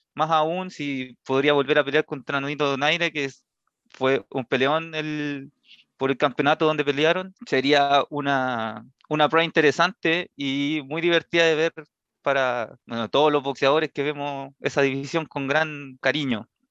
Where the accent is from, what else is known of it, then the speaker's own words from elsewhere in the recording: Chile; para nosotros como chilenos